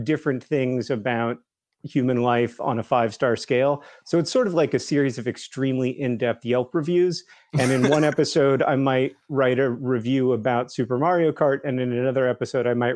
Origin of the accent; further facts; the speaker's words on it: Alabama, United States; I grew up in Alabama